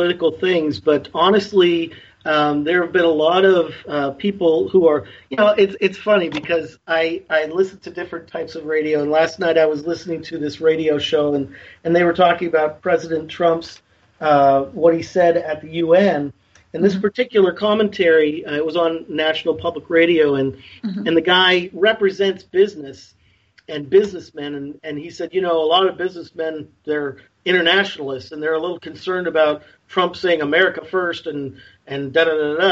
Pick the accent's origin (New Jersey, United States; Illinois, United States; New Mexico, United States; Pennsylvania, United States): Pennsylvania, United States; Erie; I grew up in Erie, Pennsylvania.